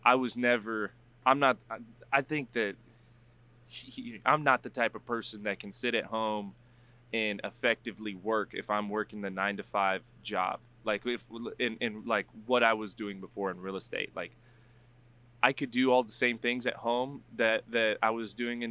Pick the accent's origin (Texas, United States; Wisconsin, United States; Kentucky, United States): Texas, United States; San Antonio; moved away as an adult; now in Oregon, United States; born and raised in San Antonio, went to college, came back, did real estate for about 4 years here